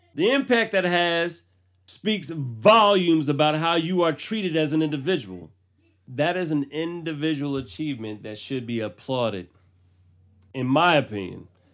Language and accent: English; United States; I'm American